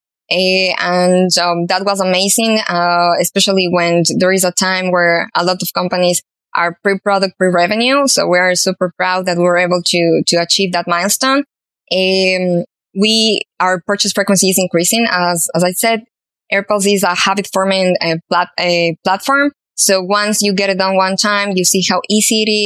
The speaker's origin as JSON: {"language": "English", "country": "Ecuador", "tie": "born or raised there", "said": "Ecuador, which is my hometown, a home country"}